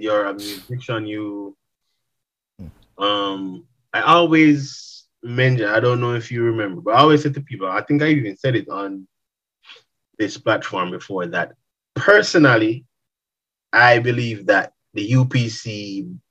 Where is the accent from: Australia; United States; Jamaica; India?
Jamaica; growing up in Jamaica